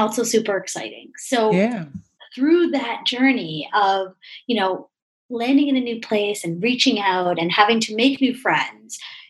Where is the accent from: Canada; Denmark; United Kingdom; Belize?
Canada; Toronto, Ontario; I'm from Toronto, Canada